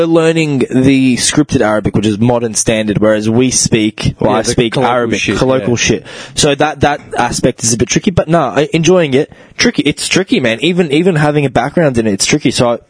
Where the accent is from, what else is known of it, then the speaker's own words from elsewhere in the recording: Australia; also born or lived in Canada; We're more Aussies than anything else, man.